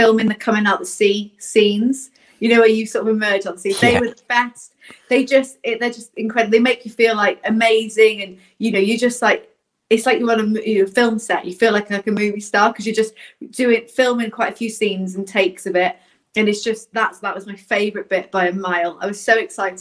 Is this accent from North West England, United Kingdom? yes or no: yes; Southport, North West England, United Kingdom; moved away; also born or lived in Wales / Scotland; I grew up in Southport, up north